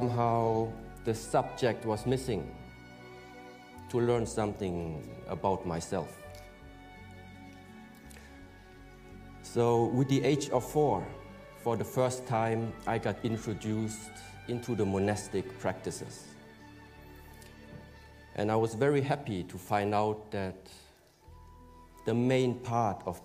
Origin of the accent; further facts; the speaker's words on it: Germany; was born in Germany